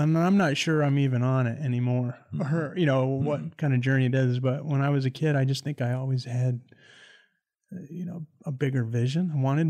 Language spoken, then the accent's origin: English; Greenwich, Ohio, United States; I'm from a small town in Ohio named Greenwich. People used to say there's no stoplights and no restaurants or anything significant there. There's about 1,400 people.